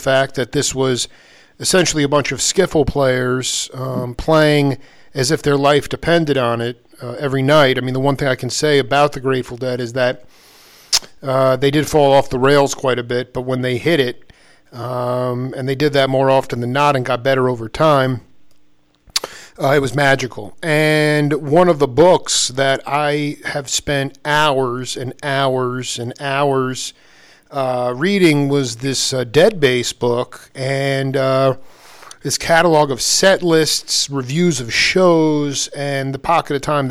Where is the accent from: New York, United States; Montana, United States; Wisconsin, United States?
New York, United States; Stony Brook; I grew up in Stony Brook